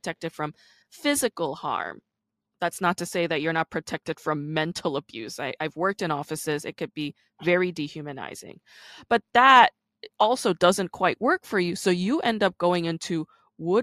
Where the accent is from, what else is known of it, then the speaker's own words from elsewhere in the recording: Busan, South Korea; now in United States; I was born in South Korea. I grew up in Busan.